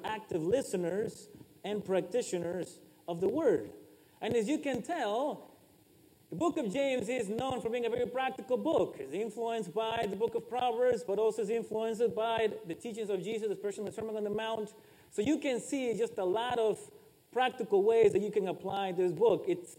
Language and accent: English; Ecuador; I am from Ecuador